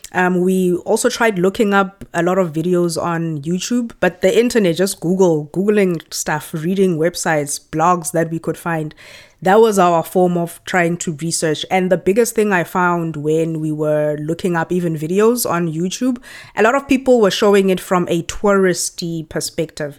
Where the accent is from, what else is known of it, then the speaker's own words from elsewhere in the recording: Johannesburg, Gauteng, South Africa; moved away as an adult; also born or lived in Pretoria / Amsterdam, Netherlands; now in Canada; I grew up in Johannesburg and I studied in Pretoria.